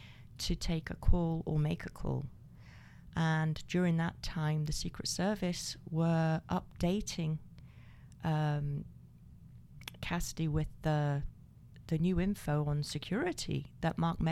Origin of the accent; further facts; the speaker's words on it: Scotland, United Kingdom; I'm the Scot.